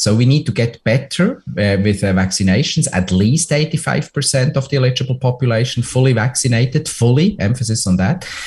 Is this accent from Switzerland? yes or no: yes; Switzerland; moved away; my home country switzerland